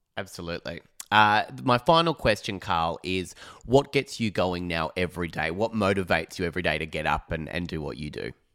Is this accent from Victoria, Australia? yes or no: yes; Phillip Island, Victoria, Australia; moved away; I'm from Phillip Island originally